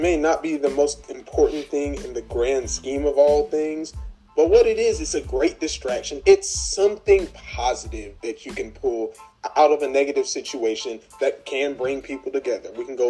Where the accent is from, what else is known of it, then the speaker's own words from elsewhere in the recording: Texas, United States; being a Texan and playing high school football here